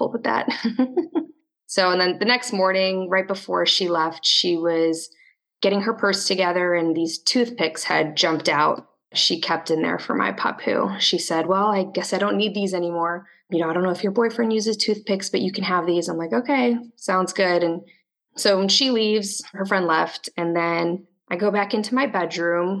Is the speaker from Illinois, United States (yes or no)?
yes; Chicago, Illinois, United States; also born or lived in Orlando, Florida / Tallahassee, Florida; now in Tampa, United States; I'm in Tampa, Florida, but I'm originally from the Chicago area